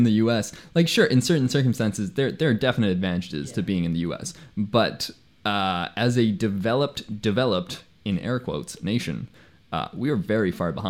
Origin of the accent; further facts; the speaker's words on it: Hong Kong; first language Spanish; moved away as an adult; also born or lived in Canada / United States; my dad is half Swiss, half Persian. My mom is from Puerto Rico. I was born in Canada, raised in Hong Kong, and I've traveled a lot.